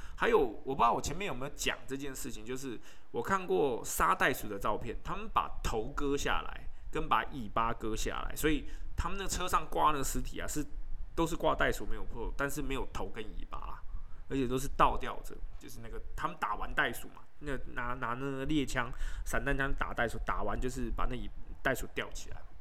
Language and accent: Chinese; Taipei, Taiwan; 我自己在台北，我是台北人